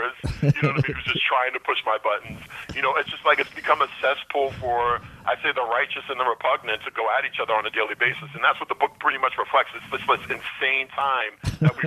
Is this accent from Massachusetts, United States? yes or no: yes; Boston, Massachusetts, United States; growing up in Boston